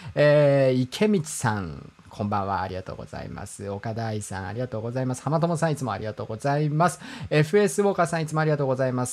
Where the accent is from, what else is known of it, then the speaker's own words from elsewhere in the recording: Hokkaido, Japan; 僕が北海道出身ということがありますから